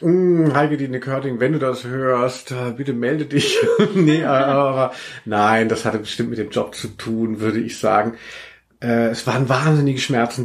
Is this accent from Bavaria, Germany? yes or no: no; Hesse, Germany; moved away as an adult; also born or lived in Hanau / Cologne; ich komme ja eigentlich aus Hessen